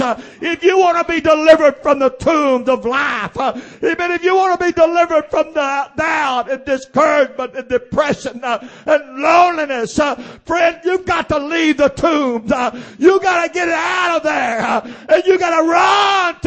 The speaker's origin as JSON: {"language": "English", "town": "Oakdale", "region": "Louisiana", "country": "United States", "tie": "born or raised there", "also_born_or_lived": "Sugartown", "said": "I was raised around Oakdale, born at Sugartown, raised around Oakdale"}